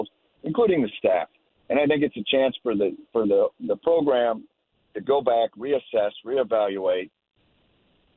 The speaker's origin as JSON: {"language": "English", "town": "Clarkston", "region": "Michigan", "country": "United States", "tie": "born or raised there", "moved": "yes", "said": "I was in the suburbs, the greater Detroit area"}